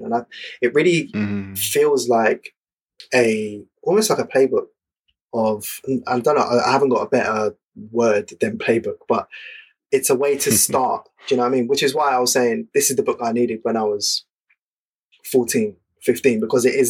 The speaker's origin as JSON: {"language": "English", "region": "London", "country": "United Kingdom", "tie": "born or raised there", "said": "growing up in London in the 90s"}